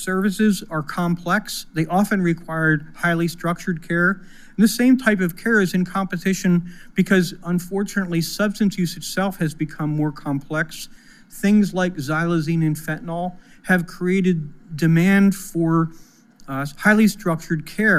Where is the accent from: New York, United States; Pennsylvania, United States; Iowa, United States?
Pennsylvania, United States; my home state of Pennsylvania